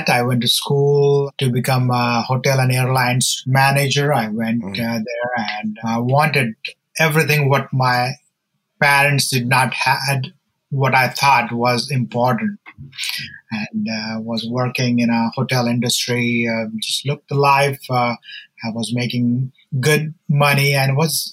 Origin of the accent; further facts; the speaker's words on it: India; I'm from India, and my story is that I grew up in church